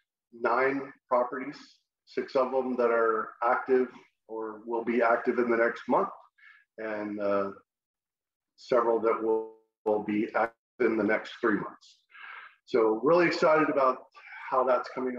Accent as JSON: {"language": "English", "region": "Texas", "country": "United States", "tie": "born or raised there", "also_born_or_lived": "San Antonio, Texas", "said": "I'm from Texas. And if you don't know, if you can't tell by my accent, I grew up in Texas and have spent the last 20 years in San Antonio"}